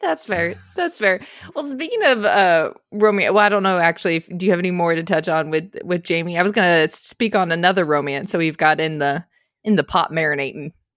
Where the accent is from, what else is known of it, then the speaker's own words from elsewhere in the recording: Phoenix, Arizona, United States; moved away; also born or lived in Texas; I grew up in Phoenix